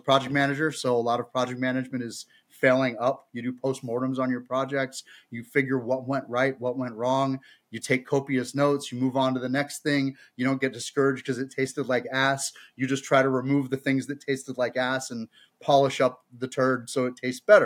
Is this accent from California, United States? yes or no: yes; Bay Area, California, United States; Growing up in the Bay Area